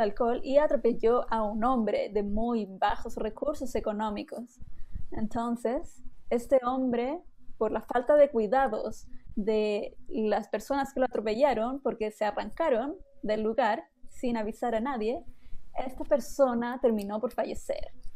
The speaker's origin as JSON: {"language": "Spanish", "country": "Chile"}